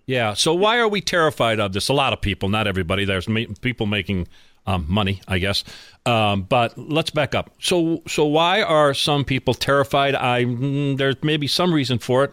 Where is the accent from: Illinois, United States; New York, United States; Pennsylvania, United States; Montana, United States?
Pennsylvania, United States; Scranton; my hometown of Scranton, Pennsylvania